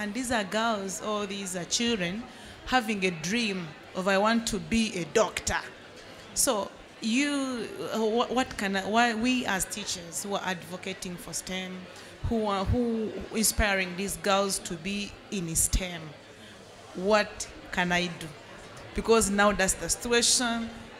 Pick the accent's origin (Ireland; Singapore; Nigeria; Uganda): Uganda; I'm from Uganda.